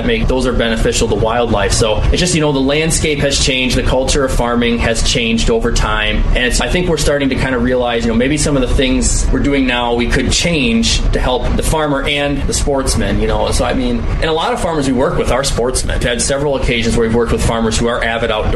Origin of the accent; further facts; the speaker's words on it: Driftless region, Midwest, United States; growing up in the Driftless region